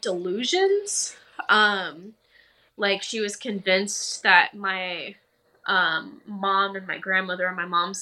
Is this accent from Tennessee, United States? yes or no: no; Dallas, Texas, United States; also born or lived in Austin, Texas; I grew up in Dallas, Texas. I spent a couple of years in Austin, but I'm back in Dallas now